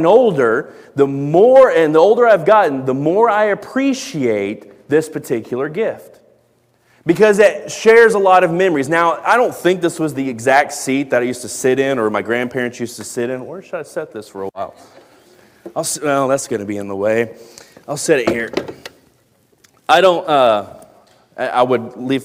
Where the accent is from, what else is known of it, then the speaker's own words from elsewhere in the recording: Dallas-Fort Worth, Texas, United States; where I grew up in Dallas-Fort Worth